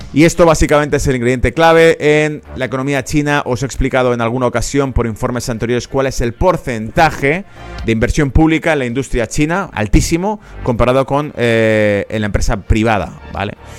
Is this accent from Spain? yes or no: yes; Spain; como español